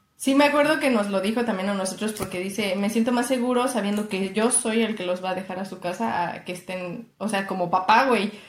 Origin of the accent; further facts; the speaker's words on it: Mexico City, Mexico; soy chilanga